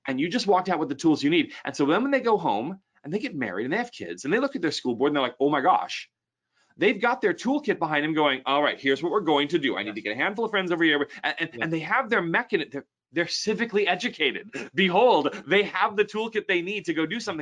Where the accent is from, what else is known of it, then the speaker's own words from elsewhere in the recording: United States; as an American